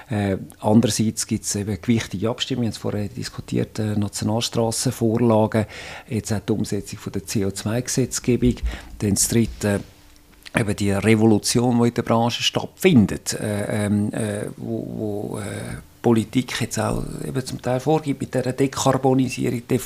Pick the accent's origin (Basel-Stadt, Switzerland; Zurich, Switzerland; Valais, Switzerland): Zurich, Switzerland; Ich bin im Zürichsee aufgewachsen, nach Zürich